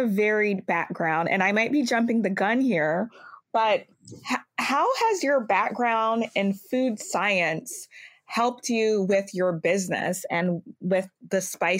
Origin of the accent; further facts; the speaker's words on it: Louisiana, United States; I grew up in Louisiana